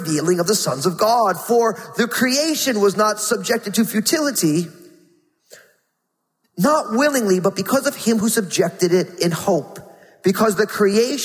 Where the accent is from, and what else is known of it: New Jersey, United States; born or raised there